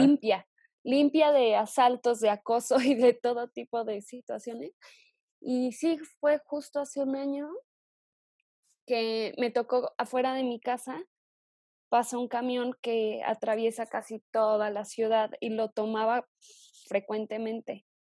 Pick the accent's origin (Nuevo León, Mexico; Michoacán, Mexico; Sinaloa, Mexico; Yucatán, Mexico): Michoacán, Mexico; Morelia; moved away as an adult; also born or lived in Zitácuaro, Michoacán / Mexico City; yo nací en Zitácuaro, Michoacán, y me mudé muy chava a Morelia, que es la capital de, de acá del estado. Entonces, crecí